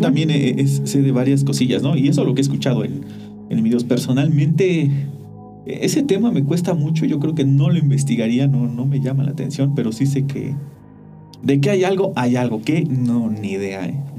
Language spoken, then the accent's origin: Spanish; Mexico; cuando era niño, una vez, allá en el pueblo